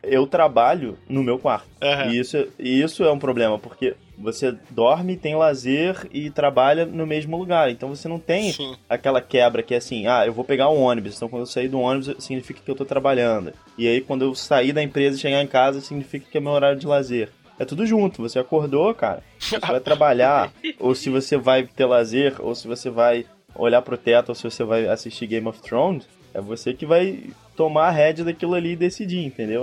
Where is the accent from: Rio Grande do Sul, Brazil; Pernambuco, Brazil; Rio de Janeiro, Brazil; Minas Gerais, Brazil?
Rio de Janeiro, Brazil; also born or lived in São Paulo; eu e a Luísa, nós somos do, do, do Rio de Janeiro